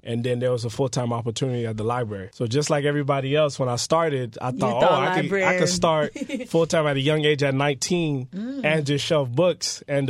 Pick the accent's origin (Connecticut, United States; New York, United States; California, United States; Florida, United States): Florida, United States; North Miami; also born or lived in Port-au-Prince, Haiti; so I was born in Haiti. I was born in Port-au-Prince. I came over to the United States when I was 6 years old. So I was raised here in America in the best city, as we call it, North Miami. Best district, District 4.